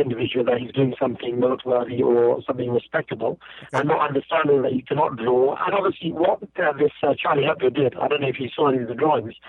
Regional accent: United Kingdom; I was born in Britain.

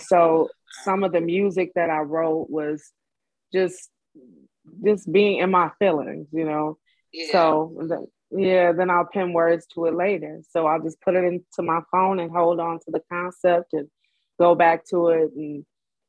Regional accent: Detroit, Michigan, United States; I'm from Detroit.

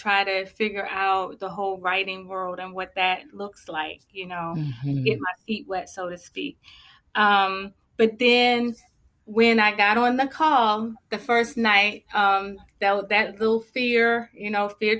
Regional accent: Baltimore, Maryland, United States; also born or lived in Charlotte area; now in Charlotte, United States; I'm originally from Baltimore, Maryland. I'm currently residing in the Charlotte area

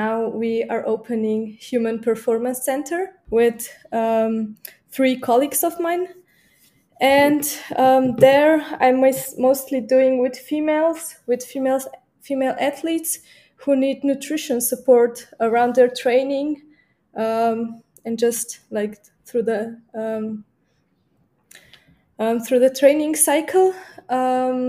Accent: Slovenia; also born or lived in Munich, Germany; I'm coming from Slovenia

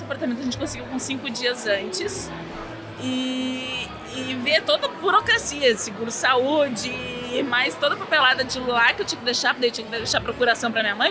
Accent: Porto Alegre, Rio Grande do Sul, Brazil; moved away as an adult; now in Montreal, Canada; nós viemos de Porto Alegre, uhum. Rio Grande do Sul

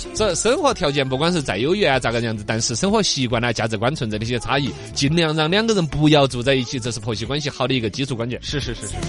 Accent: Sichuan, China; 四川尤其像我们老家麒麟地带那种

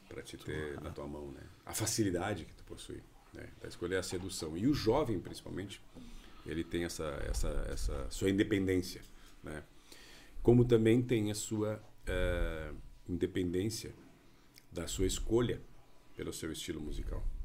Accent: Gaúcho, Rio Grande do Sul, Brazil; nós todos somos gaúchos

